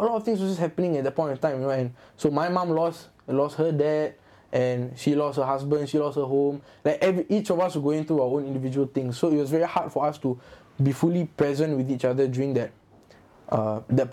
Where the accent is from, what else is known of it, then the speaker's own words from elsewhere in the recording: Singapore; also born or lived in Yishun; I was from Hougang